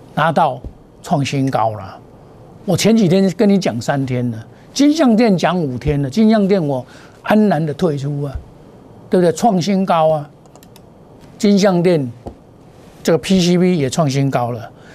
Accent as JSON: {"language": "Chinese", "country": "Taiwan", "tie": "born or raised there", "said": "我是土生土长，我架杠的台湾人"}